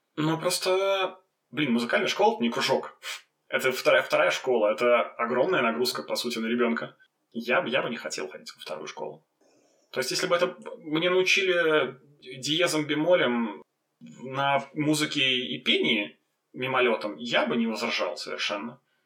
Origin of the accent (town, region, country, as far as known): Belarus; also born or lived in Vitebsk / Gorki / Minsk